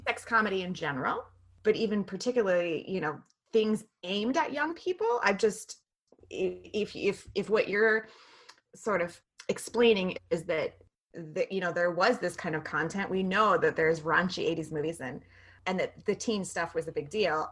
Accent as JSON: {"language": "English", "region": "Western Montana", "country": "United States", "said": "We're from Western Montana"}